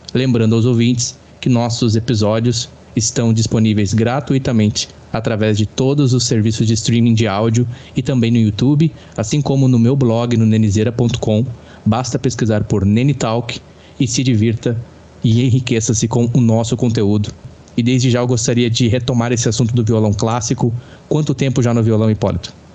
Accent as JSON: {"language": "Portuguese", "region": "Rio Grande do Sul", "country": "Brazil", "said": "sou brasileiro com muito orgulho de ser gaúcho. Gaúcho dos Pampas do Rio Grande do Sul."}